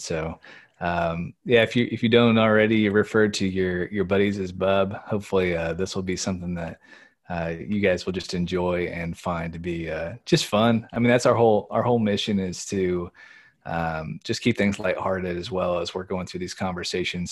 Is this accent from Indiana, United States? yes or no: yes; Indiana, United States; moved away as an adult; now in Pennsylvania, United States; we grew up in Indiana